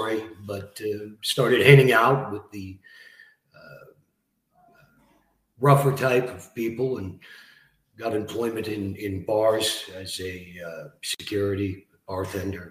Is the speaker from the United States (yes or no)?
no; Barrie, Ontario, Canada; also born or lived in Scarborough, Ontario; So I grew up in Barrie, Ontario. Arrived there in 1978 from Scarborough. Young kid.